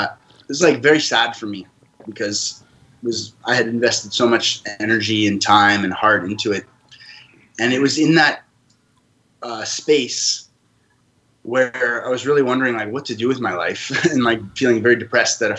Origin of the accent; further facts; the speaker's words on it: Canada; also born or lived in France; now in Costa Rica; I live in Costa Rica, and I was born in France and grew up in Canada